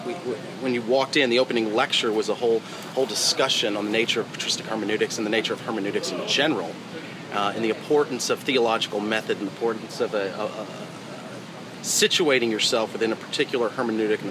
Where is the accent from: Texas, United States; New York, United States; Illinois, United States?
Texas, United States; Dallas; I grew up outside of Dallas